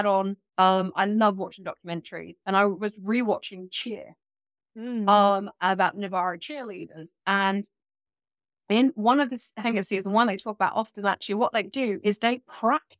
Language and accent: English; United Kingdom; I'm British. So do have a bit of a strange accent, but I'm British